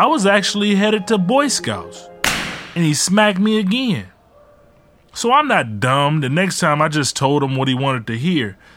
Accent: Ecorse, Michigan, United States; also born or lived in Detroit; When my mom left my dad, we moved from Detroit to Ecorse

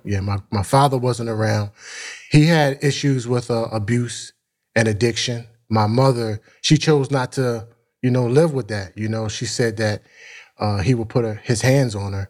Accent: Philadelphia, Pennsylvania, United States; also born or lived in Mount Airy, Philadelphia / West Oak Lane, Philadelphia; North Philly, born and raised.

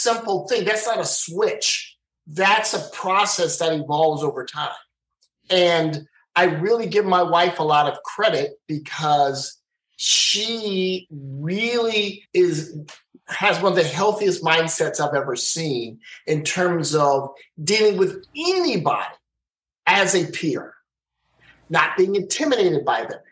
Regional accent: East St. Louis, Illinois, United States; I'm growing up in East St. Louis

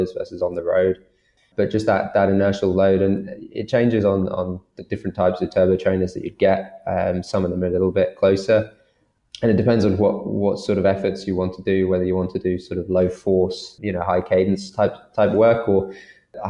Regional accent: United Kingdom; accent: British; I'm from Britain. I've got a British accent, but I'm of Irish nationality.

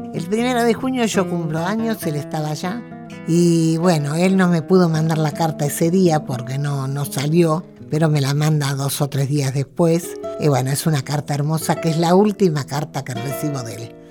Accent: Buenos Aires, Argentina; also born or lived in Lomas del Mirador, La Matanza; Me crié en Palermo, en un inquilinato, cerca de la cancha de Atlanta

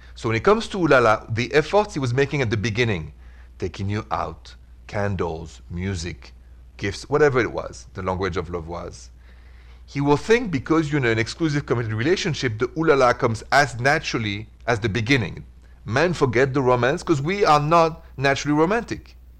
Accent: Paris, Île-de-France, France; accent: Paris; now in Midwest, United States; my accent is from Paris

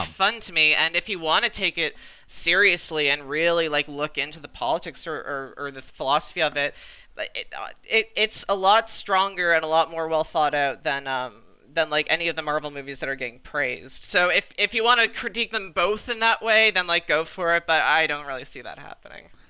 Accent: Canada; I'm Canadian

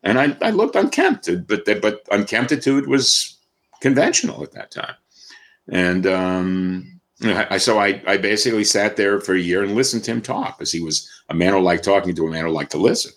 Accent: New York City, New York, United States; born and raised in New York City

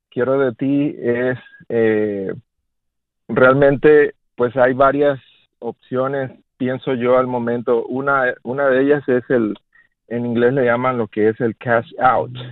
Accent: Mexico; moved away as an adult; now in Charlotte, United States; soy, soy mexicano también. Eh, yo llegué, vine a los Estados Unidos en el 99 y, bueno, la mitad de mi vida tengo aquí.

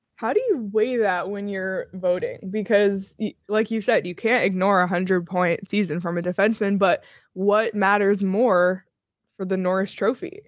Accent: Toronto, Ontario, Canada; I'm from Toronto

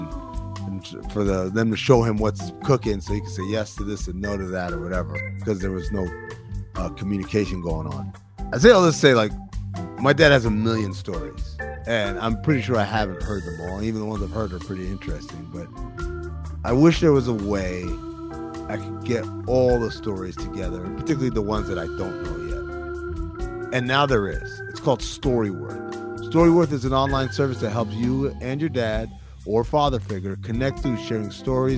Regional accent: Sudan; moved away; I'm not from here. My dad is from Sudan. I'm from Sudan.

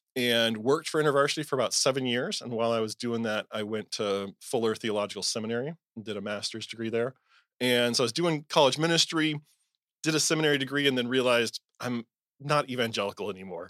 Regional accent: Southern California, United States; I was raised evangelical in Southern California

